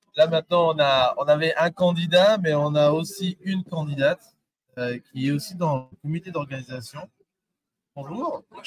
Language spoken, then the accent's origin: French; DR Congo; en tant que Congolais